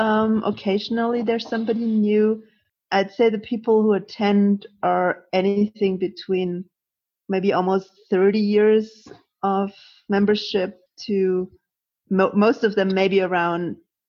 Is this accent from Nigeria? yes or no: no; Augsburg, Bavaria, Germany; I'm from Augsburg in Germany.